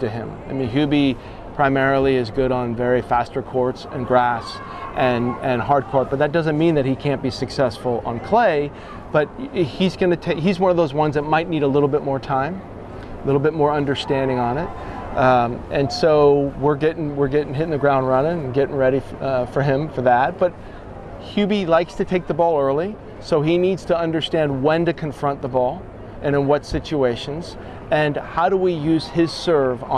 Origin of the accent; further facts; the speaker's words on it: United States; I am an American coach